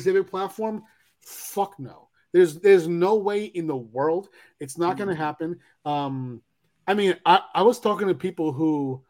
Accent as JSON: {"language": "English", "region": "New York", "country": "United States", "also_born_or_lived": "California", "moved": "as an adult", "said": "I'm a New Yorker"}